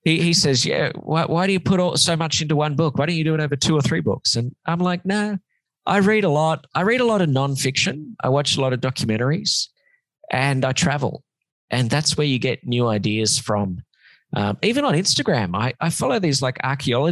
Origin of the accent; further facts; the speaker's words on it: Sydney, New South Wales, Australia; moved away as an adult; now in Los Angeles, United States; I lived in Sydney for a long time